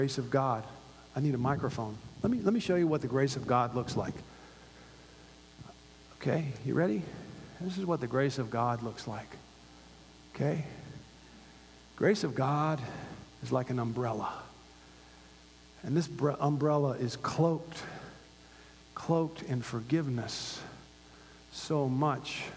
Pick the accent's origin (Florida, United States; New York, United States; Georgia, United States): Florida, United States; Gainesville; now in Los Angeles, United States; I grew up in Hogtown, and it was called that for a reason. Number one party school in the nation. The University of Florida.